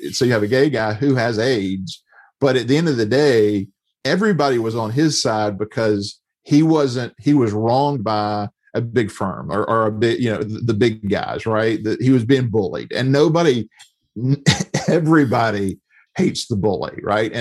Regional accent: the South, United States; I grew up in the South in a time where homosexuality was not just, it just wasn't acknowledged

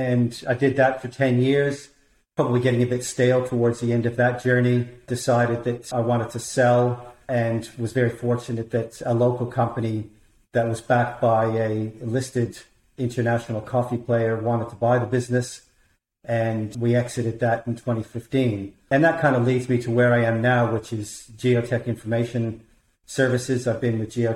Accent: Toronto, Ontario, Canada; moved away as an adult; now in Australia; I was born in Toronto, Canada. I moved to Australia in the early 1990s

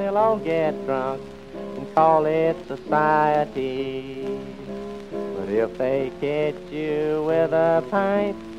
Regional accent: Iowa, United States; moved away; I'm originally from Iowa

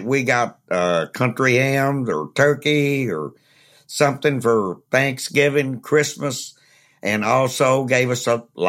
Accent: Lawrenceburg, Kentucky, United States; Well, and I'm from Lawrenceburg.

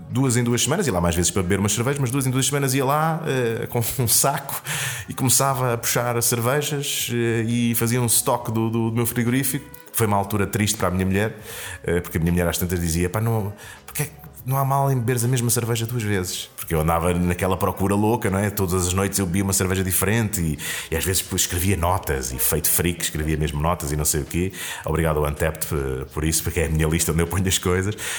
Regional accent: Castelo Branco, Centro, Portugal; eu sou de Castelo Branco

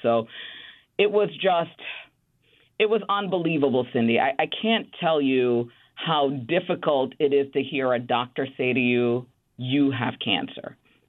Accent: Bronx, New York, United States; Even though I grew up in the Bronx, I moved to Queens when I was at Baruch College.

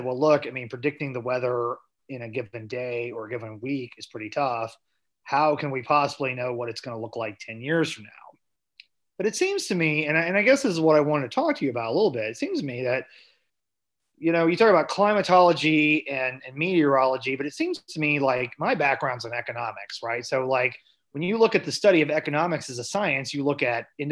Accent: Southwest Missouri, United States; I'm from Southwest Missouri, more cattle based.

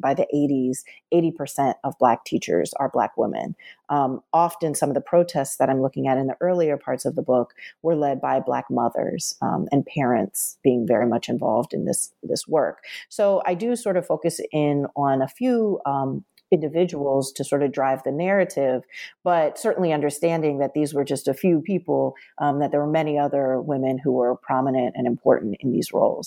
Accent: suburban Maryland, United States; also born or lived in Washington, D.C.; I was born in Washington, D C, and my family moved to suburban Maryland when I was in elementary school

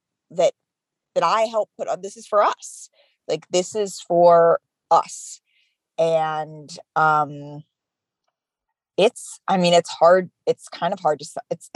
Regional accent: Oakland, California, United States; moved away as an adult; also born or lived in Oregon / New York City / Chicago / Milwaukee; now in Los Angeles, United States; growing up in the Bay Area

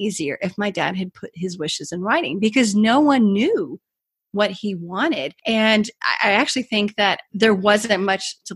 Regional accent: Kentucky, United States; moved away as an adult; also born or lived in Washington, D.C.; when I moved from Washington, D.C. back to my home state of Kentucky

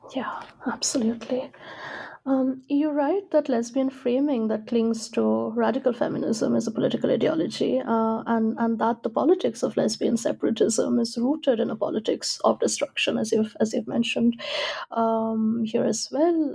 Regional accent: India; I'm from India

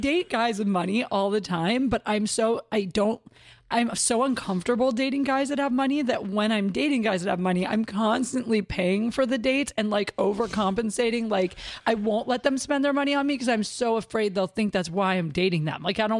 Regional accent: Ohio, United States; No, I'm from Ohio.

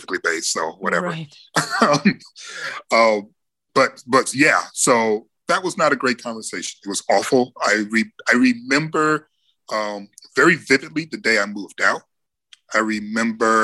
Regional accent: Detroit, Michigan, United States; growing up in Detroit

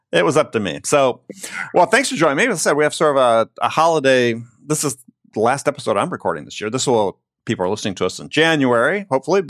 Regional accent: Wisconsin, United States; growing up in Wisconsin

